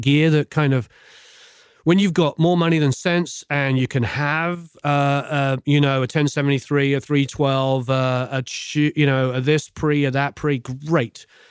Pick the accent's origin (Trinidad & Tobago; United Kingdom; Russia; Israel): United Kingdom; England; now in Los Angeles, United States; Growing up in England